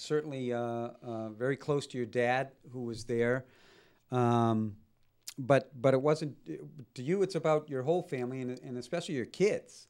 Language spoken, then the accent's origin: English; Malden, Massachusetts, United States; we grew up in Malden.